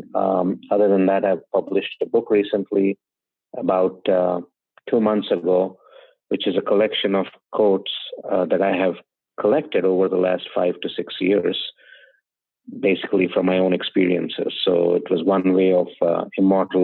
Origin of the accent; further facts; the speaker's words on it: India; moved away as an adult; now in United States; I'm from India. I've been in the US since 2000